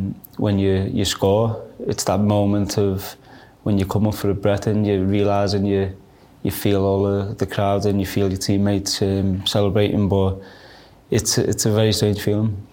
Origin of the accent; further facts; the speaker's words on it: Liverpool, North West England, United Kingdom; growing up in Liverpool, being an Everton fan